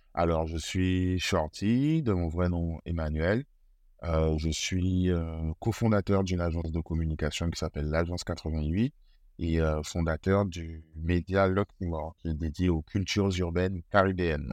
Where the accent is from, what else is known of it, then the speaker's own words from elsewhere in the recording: Guadeloupe; j'ai grandi en Guadeloupe, je vis toujours en Guadeloupe.